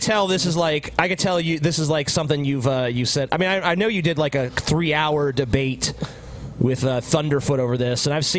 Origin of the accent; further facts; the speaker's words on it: United States; because I'm an American.